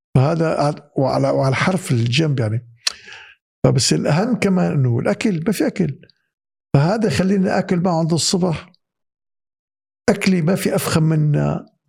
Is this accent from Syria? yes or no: yes; Syria; moved away; بالمدارس عندنا بسوريا